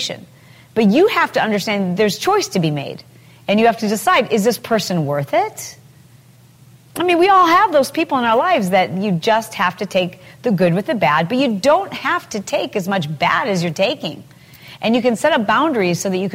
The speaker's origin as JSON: {"language": "English", "region": "Midwest", "country": "United States", "tie": "born or raised there", "moved": "yes", "lives_now": "California, United States", "said": "I grew up in the Midwest, and nobody has fences."}